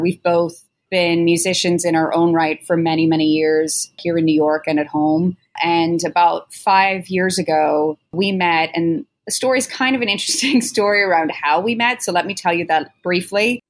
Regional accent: Ireland; both being Irish musicians

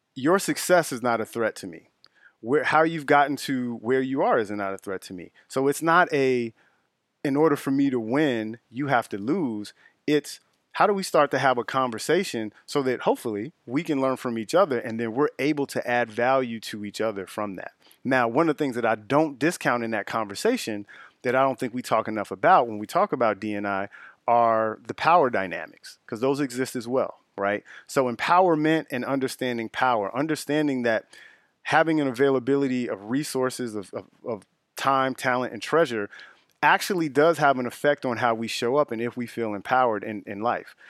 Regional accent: Chicago, Illinois, United States; also born or lived in Justice, Illinois; I'm originally from the Auburn-Gresham area of the south side of Chicago, off of eighty-seventh Street

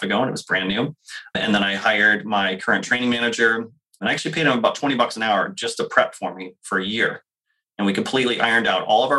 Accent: New Hampshire, United States; I grew up in New Hampshire

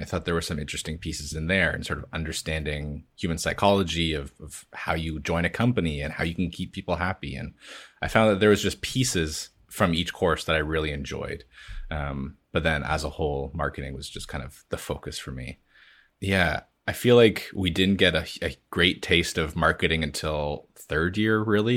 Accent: London, Ontario, Canada; I grew up in London, Ontario

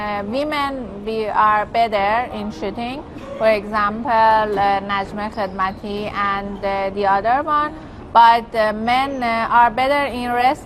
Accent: Iran; I'm from Iran.

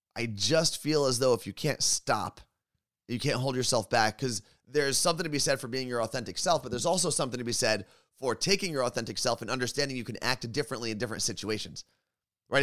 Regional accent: New Jersey, United States; When you're born and raised in New Jersey, you just tend to curse a lot.

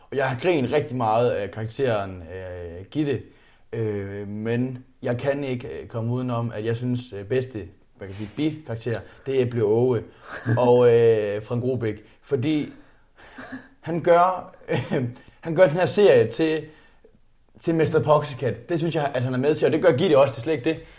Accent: Zealand, Denmark; born there; Jeg er født på Lolland, hvor min far og mor havde en stor gård, og jeg tror nok, det var meningen, at jeg skulle overtage den gård.

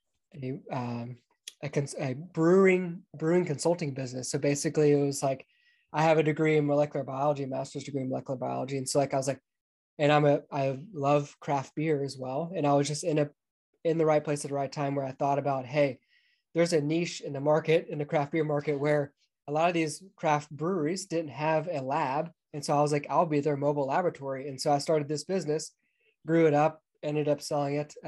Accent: Atlanta, Georgia, United States; moved away; I grew up just outside of Atlanta, Georgia

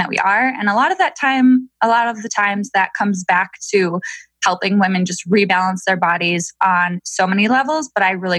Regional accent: Minnesota, United States; now in Milwaukee, United States; I'm from Minnesota. And I now live in Milwaukee, Wisconsin

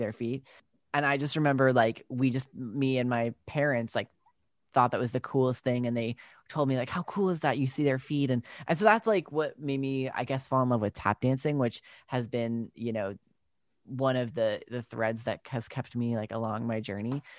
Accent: Long Island, New York, United States; also born or lived in Brooklyn / Utah; I grew up on Long Island and then I moved to the city, uh, when I was, like, eighteen

